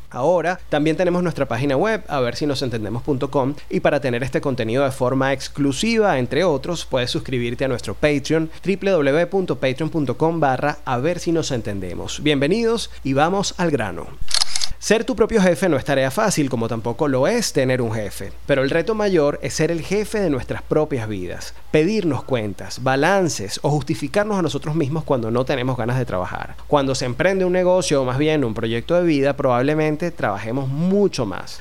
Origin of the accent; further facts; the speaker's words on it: Venezuela; en un país como el nuestro